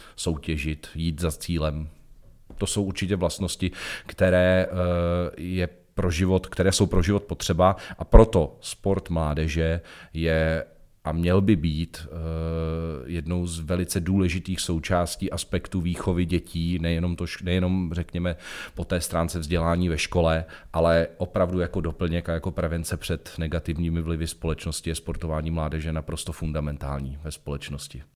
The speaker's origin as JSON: {"language": "Czech", "town": "Jablonec nad Nisou", "region": "Liberec Region", "country": "Czechia", "tie": "born or raised there", "said": "Protože pocházím z Jablonce nad Nisou, pocházím z Jizerských hor"}